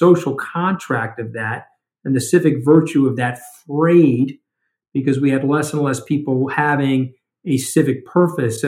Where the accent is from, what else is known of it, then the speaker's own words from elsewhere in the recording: Port Washington, New York, United States; In the town that I grew up in, the peninsula of Port Washington